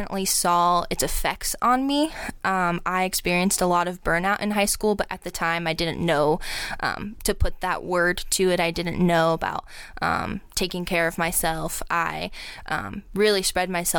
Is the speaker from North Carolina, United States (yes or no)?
no; Akron, Ohio, United States; born and raised in Akron